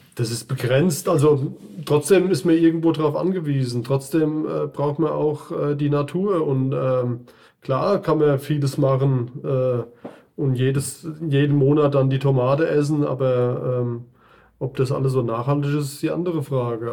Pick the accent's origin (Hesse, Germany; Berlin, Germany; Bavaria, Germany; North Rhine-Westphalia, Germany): Hesse, Germany; Lämmerspiel; komme aus Lämmerspiel